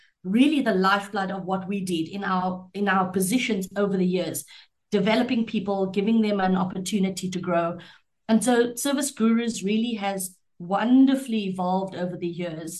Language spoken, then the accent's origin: English; Cape Town, Western Cape, South Africa; I am a proudly Capetonian female.